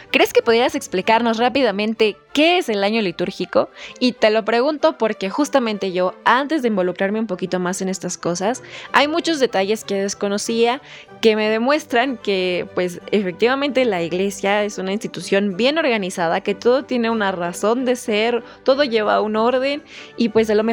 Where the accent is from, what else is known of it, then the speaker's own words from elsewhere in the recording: Mexico; Significa mucho para mí como mexicana, pero en especial como descendiente directa de mártires cristeros.